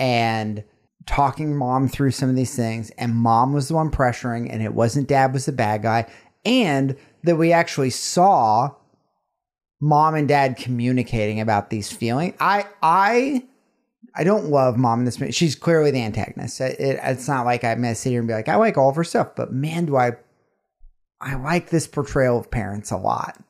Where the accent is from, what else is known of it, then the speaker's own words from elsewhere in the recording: the South, United States; growing up in the South